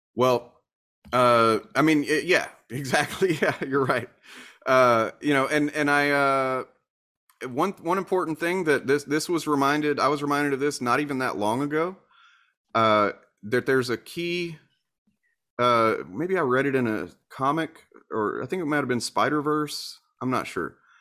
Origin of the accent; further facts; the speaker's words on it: Deep South, United States; I was raised in the Deep South